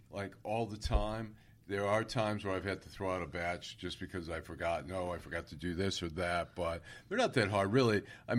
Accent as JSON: {"language": "English", "town": "Oak Park", "region": "Michigan", "country": "United States", "tie": "born or raised there", "said": "I grew up in Oak Park, where the Stage Deli was on 9 Mile Road. Then about a block down was the Katz's Deli."}